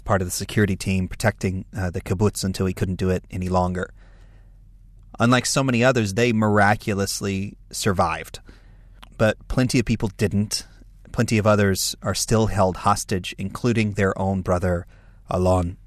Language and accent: English; United States; I'm an American evangelical leader